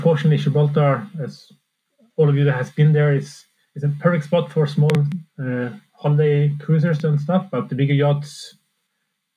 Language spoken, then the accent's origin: English; Sweden; moved away as an adult; I'm from Sweden, so it's kind of halfway back home